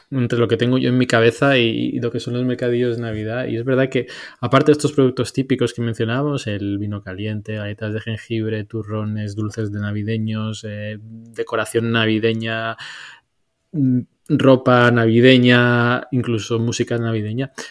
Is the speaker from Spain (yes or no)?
yes; Spain; somos españoles